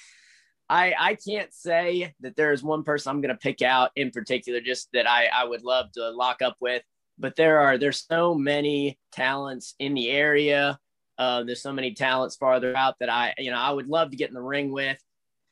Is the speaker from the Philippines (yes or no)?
no; United States; I was born in the States